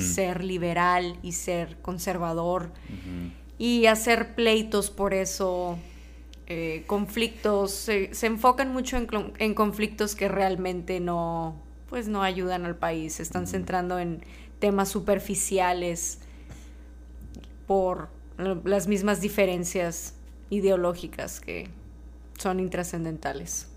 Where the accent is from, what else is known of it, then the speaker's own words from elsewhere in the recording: Mexico; yo soy mexicana, nací y crecí en México